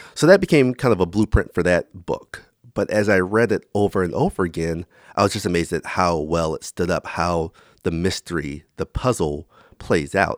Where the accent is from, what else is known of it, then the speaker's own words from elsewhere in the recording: Florence, South Carolina, United States; moved away; my hometown of Florence, South Carolina